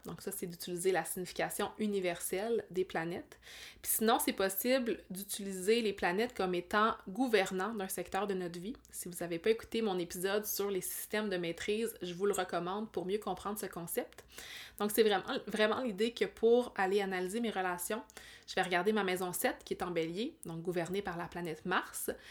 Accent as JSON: {"language": "French", "area": "Abitibi", "region": "Quebec", "country": "Canada", "tie": "born or raised there", "also_born_or_lived": "Montreal area", "moved": "as an adult", "said": "ma ville natale"}